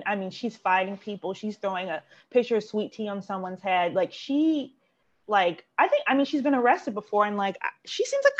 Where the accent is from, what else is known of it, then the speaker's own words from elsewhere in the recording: the South, United States; I'm from the South.